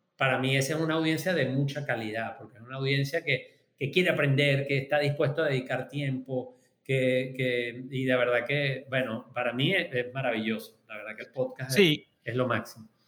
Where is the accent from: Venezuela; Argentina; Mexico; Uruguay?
Venezuela; yo soy venezolano